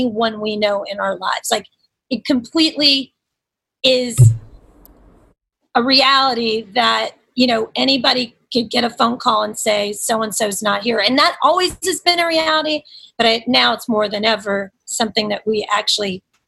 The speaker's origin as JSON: {"language": "English", "town": "Nashville", "region": "Tennessee", "country": "United States", "tie": "born or raised there", "moved": "yes", "said": "my hometown, Nashville."}